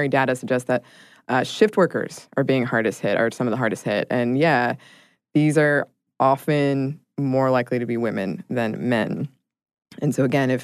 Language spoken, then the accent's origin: English; United States; we're from the United States